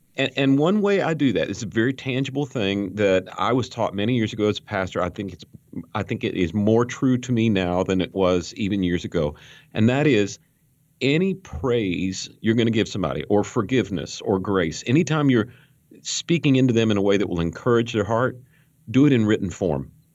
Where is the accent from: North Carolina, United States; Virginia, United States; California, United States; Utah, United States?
North Carolina, United States; Western; I grew up in Western North Carolina